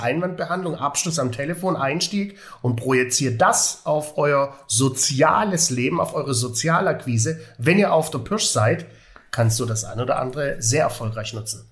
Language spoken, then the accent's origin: German; Swabia, Baden-Württemberg, Germany; als Schwabe